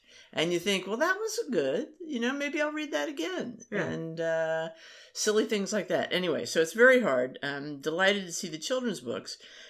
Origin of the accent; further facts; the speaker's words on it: Maryland, United States; We did not pay attention to them.